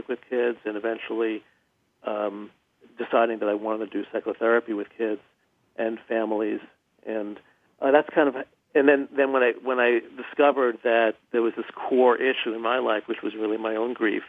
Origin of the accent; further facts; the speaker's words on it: New York, United States; I grew up in New York